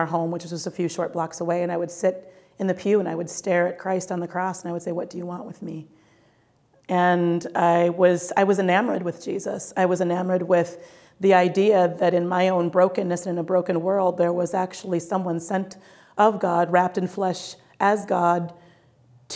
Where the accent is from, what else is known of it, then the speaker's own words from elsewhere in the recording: Minnesota, United States; growing up in the state of Minnesota as a Black Catholic